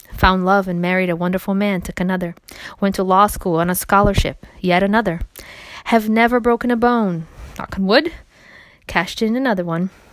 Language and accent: English; Brazil; moved away; As a child growing up in Brazil